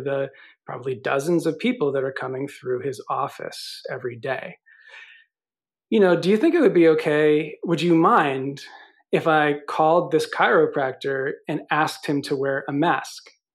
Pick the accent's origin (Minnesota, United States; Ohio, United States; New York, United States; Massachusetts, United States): New York, United States; I'm from New York